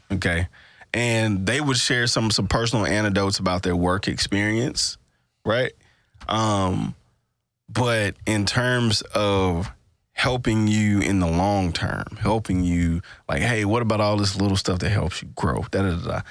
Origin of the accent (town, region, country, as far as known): Mississippi, United States; born or raised there